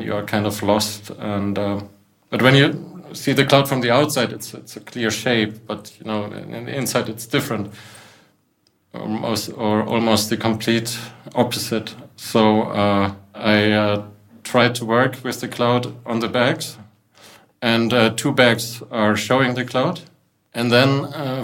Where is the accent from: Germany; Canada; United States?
Germany; Munich, Bavaria; I'm from Munich. I work in Munich. And I come from an artist family in Munich.